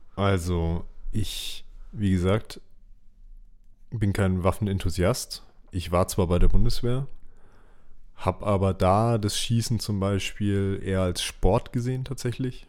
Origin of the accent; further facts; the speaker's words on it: Germany; bei uns in Deutschland